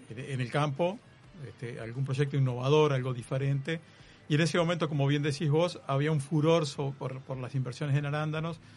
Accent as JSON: {"language": "Spanish", "town": "Polanco", "region": "Lavalleja", "country": "Uruguay", "tie": "born or raised there", "said": "De, la Valleja. De la Valleja. De Polanco de la Valleja. Y este, después me tocó sufrir el cemento y metido en ingeniería de sistemas"}